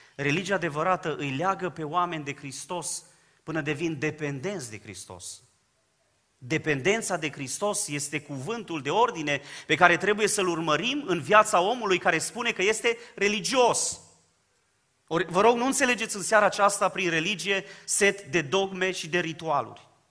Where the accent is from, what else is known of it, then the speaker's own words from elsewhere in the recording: Dobric, Bistrița-Năsăud, Romania; now in Baia Mare, Romania; Eu provin din Dobric, o zonă pe care o cunoașteți foarte bine, am copilărit împreună cu Ghiță Bot